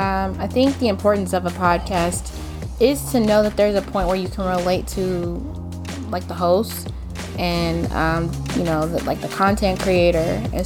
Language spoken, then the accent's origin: English; Inglewood, California, United States; also born or lived in Orange County, California; I was born and raised in Los Angeles, particularly Inglewood.